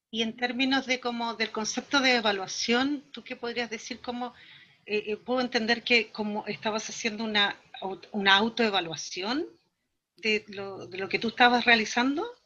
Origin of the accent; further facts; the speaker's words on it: Valdivia, Los Ríos, Chile; now in Temuco, Chile; yo soy de Valdivia, de la ciudad más al sur de Chile.